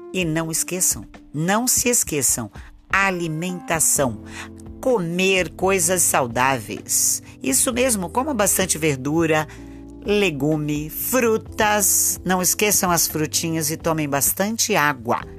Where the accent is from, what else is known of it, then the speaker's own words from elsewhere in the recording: Rio de Janeiro, Brazil; eu sou do, do Rio de Janeiro.